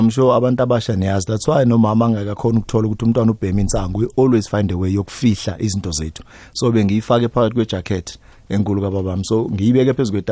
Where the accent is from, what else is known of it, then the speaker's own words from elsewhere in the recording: Katlehong, Gauteng, South Africa; eh umfana nje omncane msana okhulele lokushini eh a typical township boy ngikhulele endaweni yase East Rand bayibiza iKatlehong but manje sekuyi ekuruleni formally